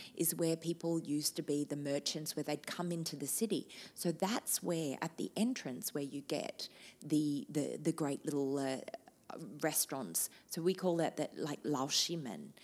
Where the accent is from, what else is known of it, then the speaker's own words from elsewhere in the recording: Australia; moved away as an adult; now in Shanghai, China; I am proudly Australian, living in one of the most amazing cities